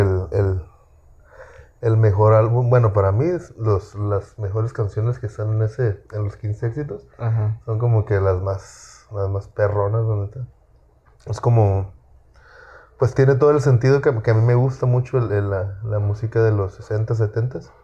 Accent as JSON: {"language": "Spanish", "town": "Apatzingán", "region": "Michoacán", "country": "Mexico", "said": "yo soy de Patzinga, Michoacán. Y ahí pues todos escuchan corridos"}